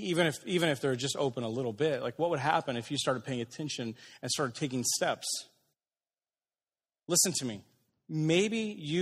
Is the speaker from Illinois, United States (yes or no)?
yes; Aurora, Illinois, United States; I didn't want to be in Aurora. I grew up in Aurora.